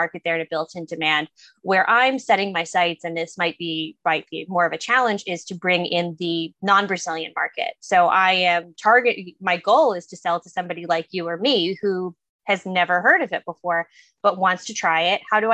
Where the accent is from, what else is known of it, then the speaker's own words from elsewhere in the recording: New England, United States; I am from New England.